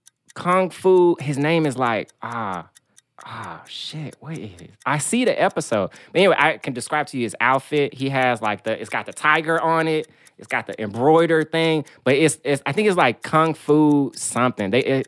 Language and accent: English; Memphis, Tennessee, United States; I'm from Memphis. My mom is from Louisiana.